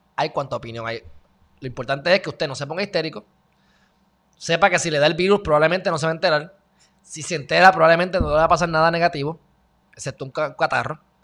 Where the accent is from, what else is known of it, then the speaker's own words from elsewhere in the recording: Puerto Rico; Yo, pues, de Puerto Rico